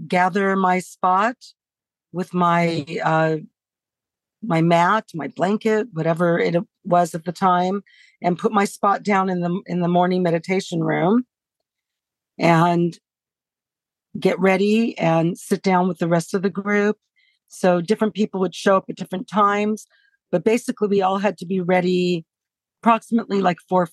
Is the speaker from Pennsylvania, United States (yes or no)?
no; Los Angeles, California, United States; growing up in Hollywood